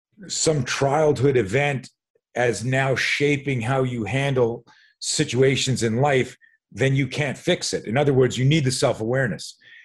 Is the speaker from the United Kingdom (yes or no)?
no; Montreal, Quebec, Canada; So a lot of people don't know this. I grew up in Montreal.